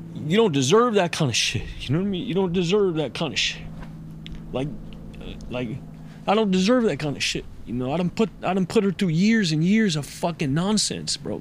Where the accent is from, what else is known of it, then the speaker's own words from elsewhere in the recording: United States; as an American man